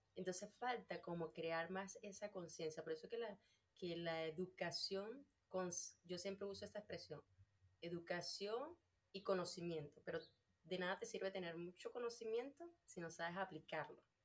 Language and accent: Spanish; Venezuela; moved away as an adult; yo soy de Venezuela